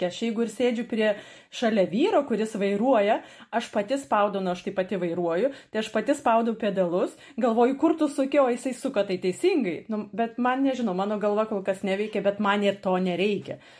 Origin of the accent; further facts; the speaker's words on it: Lithuania; now in Germany; Ir mes liksim lietuvės